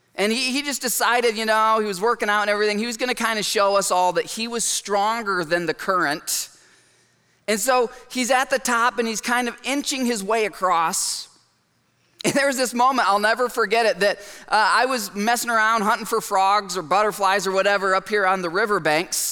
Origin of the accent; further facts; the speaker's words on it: Michigan, United States; I grew up in Michigan and I'm the youngest of four boys